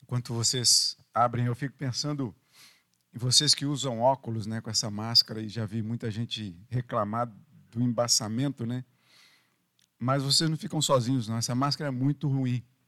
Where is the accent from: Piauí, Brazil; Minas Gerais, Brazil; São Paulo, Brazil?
Minas Gerais, Brazil; now in Rio de Janeiro, Brazil; lá da minha terra, lá de Minas